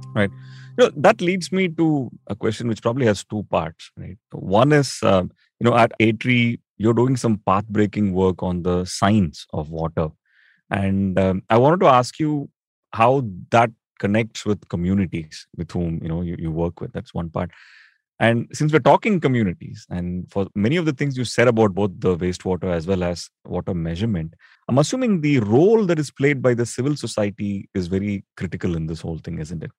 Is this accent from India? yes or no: yes; Chennai, Tamil Nadu, India; now in Delhi, India; I grew up in Chennai